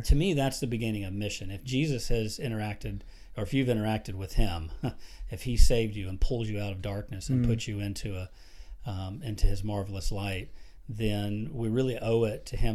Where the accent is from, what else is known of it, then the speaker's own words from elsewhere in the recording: Florida, United States; moved away as an adult; we grew up down in Florida.